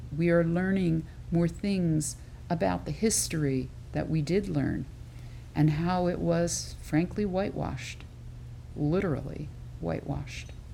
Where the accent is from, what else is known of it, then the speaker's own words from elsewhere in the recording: Philadelphia area suburbs, Pennsylvania, United States; I grew up outside of the Philadelphia area in the suburbs